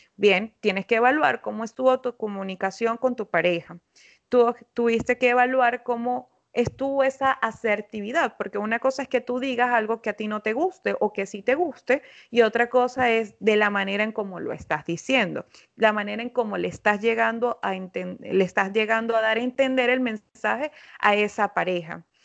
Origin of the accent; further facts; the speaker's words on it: Venezuela; now in Lima, Peru; Yo soy psicóloga venezolana.